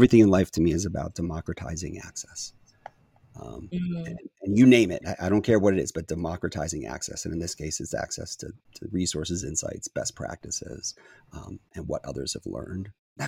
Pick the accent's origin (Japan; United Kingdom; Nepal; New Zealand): Japan; born there; I was born in Japan. My parents were in the Foreign Service